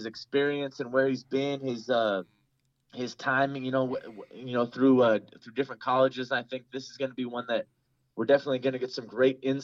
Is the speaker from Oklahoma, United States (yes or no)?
no; California, United States; I'm from California